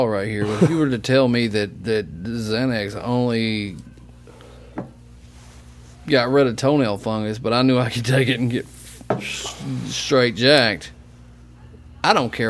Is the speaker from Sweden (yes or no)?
no; Missouri Bootheel, United States; I grew up right in the corner of that son of a bitch.